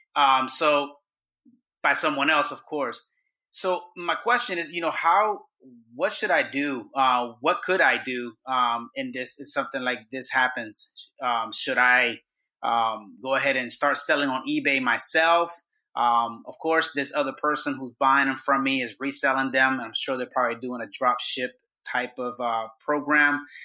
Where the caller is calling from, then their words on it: Tampa, Florida, United States; I'm calling you from Tampa, Florida